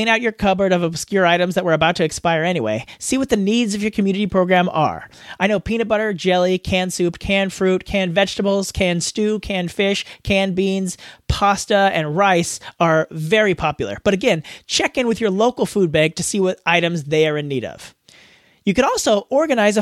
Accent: United States; accent: American

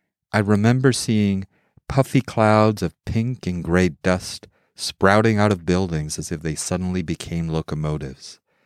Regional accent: Mexico City, Mexico; also born or lived in United States; I grew up in Mexico City, Mexico. From age 2 through 18 or 19, from basically preschool through high school. Though I am not a Mexican citizen, Mexico was part of my formative years, and I feel, from a cultural perspective, as Mexican as I feel American.

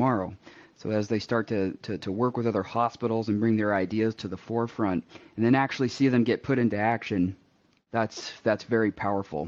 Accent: Seattle, Washington, United States; moved away as an adult; now in Nebraska, United States; I am originally from the West Coast, so I was raised in the Seattle area

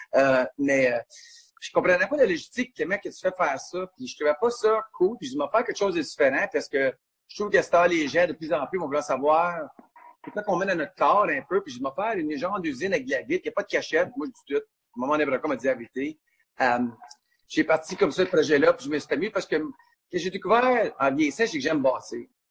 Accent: Gatineau, Quebec, Canada; je suis un Français, je suis né à Gatineau.

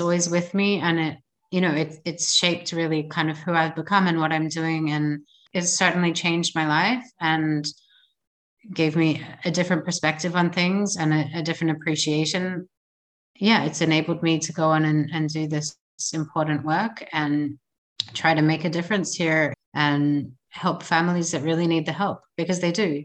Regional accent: Australia; moved away as an adult; now in Israel; I was born and I grew up in Australia and I made Aliyah 13 years ago.

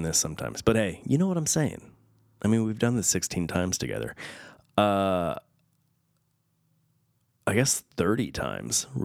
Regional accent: Southern California, United States; I grew up in Southern California

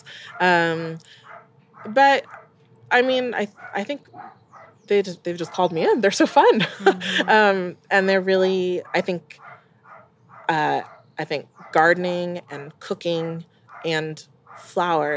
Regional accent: England, United Kingdom; also born or lived in Jamaica; I'm English. I know that I'm Jamaican

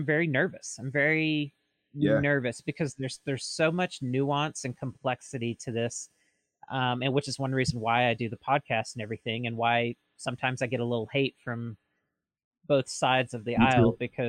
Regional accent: Mississippi, United States; now in Oregon, United States; I'm originally from Mississippi

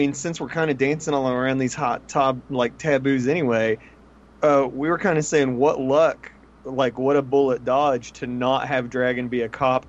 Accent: West Virginia, United States; I'm from West Virginia

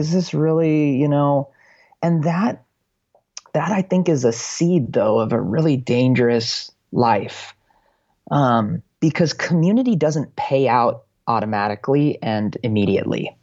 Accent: United States; as an American

